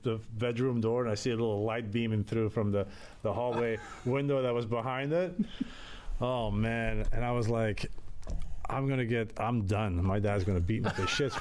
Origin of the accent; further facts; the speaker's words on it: Antwerp, Flanders, Belgium; now in United States; I grew up in Europe, in a city called Antwerp in Belgium